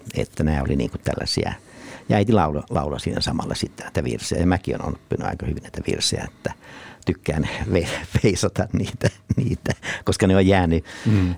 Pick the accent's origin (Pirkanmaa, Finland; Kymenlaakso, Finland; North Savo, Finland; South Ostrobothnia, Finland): South Ostrobothnia, Finland; Nurmo; mä oon syntynyt siis Nurmossa